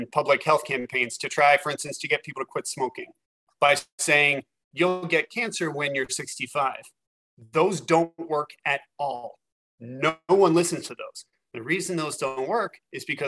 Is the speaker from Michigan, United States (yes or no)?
no; West Virginia, United States; I grew up in West Virginia in pretty rough circumstances